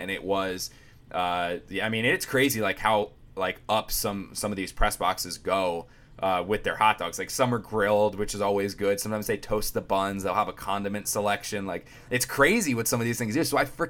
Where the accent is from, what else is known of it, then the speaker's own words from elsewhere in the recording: New Jersey, United States; I'm from South Jersey